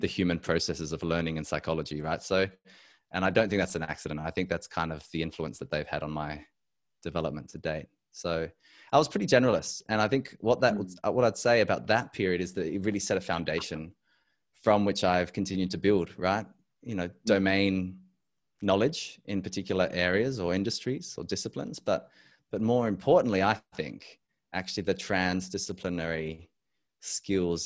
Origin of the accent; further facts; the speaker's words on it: Adelaide, South Australia, Australia; also born or lived in Europe; I am back in my home state of South Australia. I grew up here.